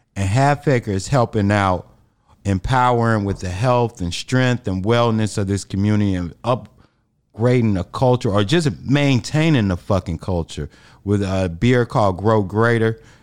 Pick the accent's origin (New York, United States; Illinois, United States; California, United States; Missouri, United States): Illinois, United States; Chicago; I'm from the South Side